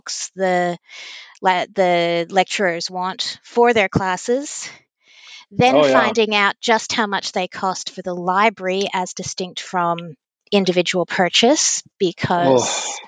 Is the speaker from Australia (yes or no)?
yes; Victoria, Australia; also born or lived in United States; So, yes, I'm Australian. I'm also American, just to make things fun. And I'm a law librarian at a university here in Victoria.